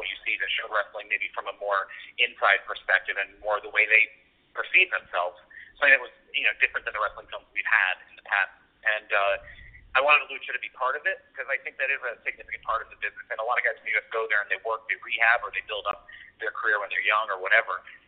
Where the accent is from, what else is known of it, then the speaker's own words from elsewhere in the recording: Stamford, Connecticut, United States; I grew up in Stamford, Connecticut, or uh, around Stamford, Connecticut